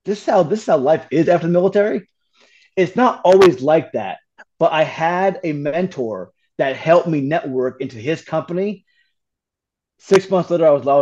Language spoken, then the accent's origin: English; Hudson Valley, New York, United States; I grew up in New York and Hudson Valley